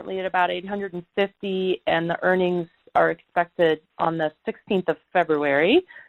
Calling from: Silicon Valley, California, United States; I'm calling from Silicon Valley

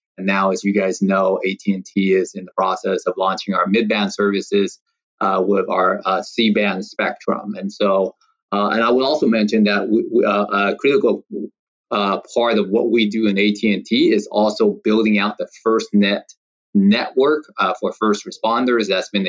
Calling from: Rancho Palos Verdes, California, United States; I am actually in the LA area. So I am based out of the El Segundo campus for AT&T, and I'm actually currently at my home in Rancho Palos Verdes

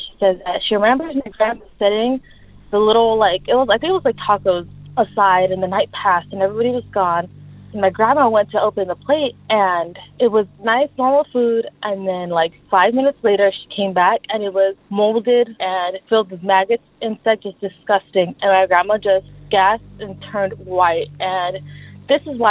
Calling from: Southern California, United States; also born or lived in Mexico City, Mexico; I'm calling from SoCal

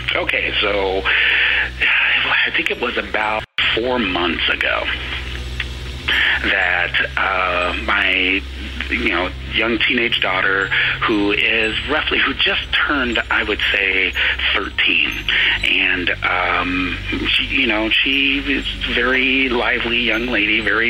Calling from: Santa Rosa, California, United States; I'm calling from Santa Rosa, California.

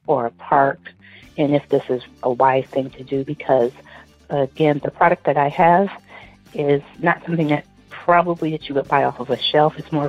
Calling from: Detroit, Michigan, United States; I'm calling from Detroit.

